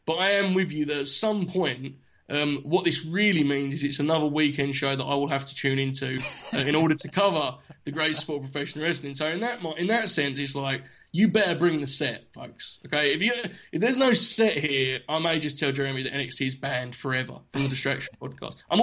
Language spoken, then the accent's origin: English; United Kingdom; As a Brit